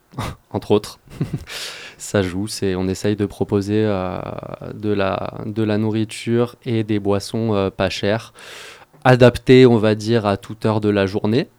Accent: Grenoble, Auvergne-Rhône-Alpes, France; moved away; Je suis grenoblois, j'ai commencé mes études sur le campus de Grenoble

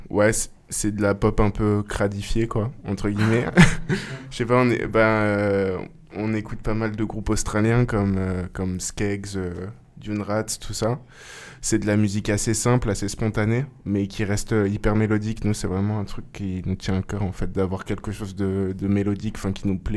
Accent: Grenoble, Auvergne-Rhône-Alpes, France; C'est ça, ouais.

